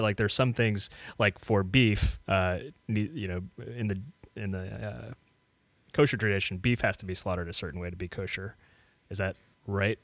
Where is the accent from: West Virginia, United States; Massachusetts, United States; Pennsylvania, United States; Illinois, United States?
West Virginia, United States; moved away as an adult; now in Tennessee, United States; grew up in, grew up in West Virginia. Family mostly from Maryland.